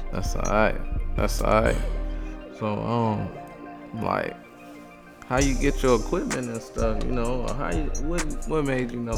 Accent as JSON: {"language": "English", "region": "California", "country": "United States", "said": "I'm from Cali"}